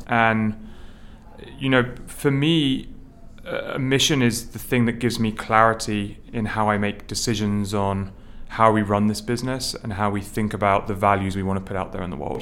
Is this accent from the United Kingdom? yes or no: yes; United Kingdom; now in New York City, United States; I grew up um, just outside London